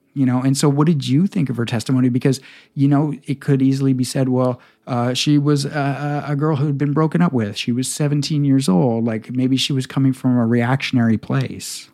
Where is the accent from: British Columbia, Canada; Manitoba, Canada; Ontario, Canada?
British Columbia, Canada; Victoria; I grew up in Victoria in the nineties.